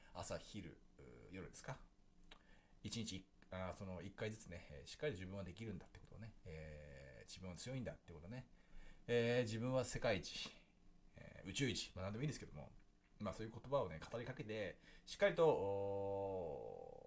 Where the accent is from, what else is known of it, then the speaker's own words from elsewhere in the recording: Japan; 僕たちは日本に生まれましたけどね